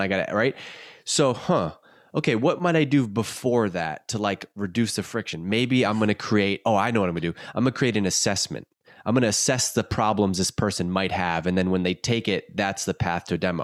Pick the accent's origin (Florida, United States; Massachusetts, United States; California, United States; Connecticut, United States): Massachusetts, United States; Worcester; I'm born and raised in Worcester, grew up in Worcester